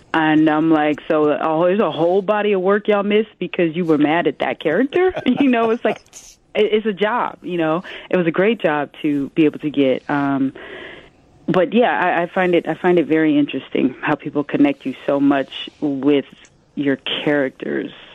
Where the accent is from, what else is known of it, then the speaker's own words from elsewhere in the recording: Omaha, Nebraska, United States; now in New York, United States; I'm a Midwesterner too, because uh, mm-hmm. I, I come from Omaha, Nebraska